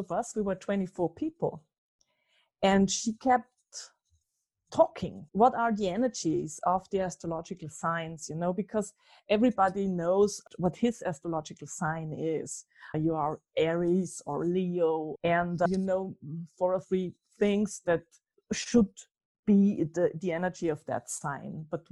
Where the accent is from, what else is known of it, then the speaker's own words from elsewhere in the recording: Austria; I'm from Austria